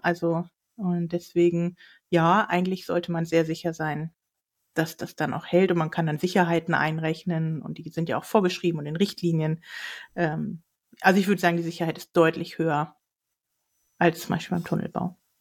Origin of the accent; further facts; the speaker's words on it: Northern Germany, Germany; moved away; Ich war in der Heimat, also in Norddeutschland unterwegs